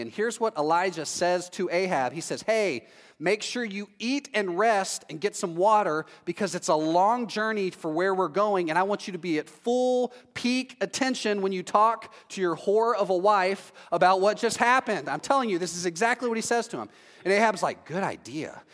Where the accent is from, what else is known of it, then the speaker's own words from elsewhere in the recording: Texas, United States; now in Orlando, United States; I'm from Texas